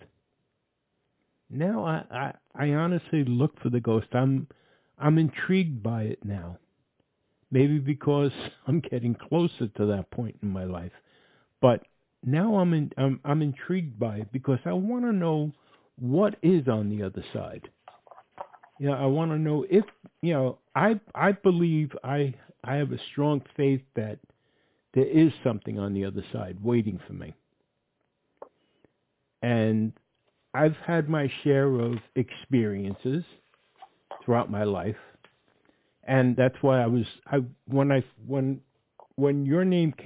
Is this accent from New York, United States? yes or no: yes; New York City, New York, United States; I came from the Bronx